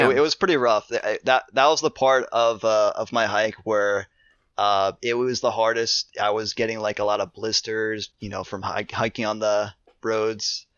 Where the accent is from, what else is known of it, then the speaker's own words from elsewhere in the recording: Ohio, United States; I'm from Ohio.